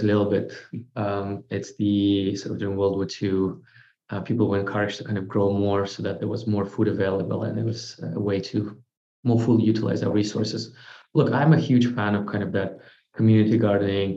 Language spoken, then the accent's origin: English; Moscow, Russia; moved away; born and raised in Russia, grew up in Moscow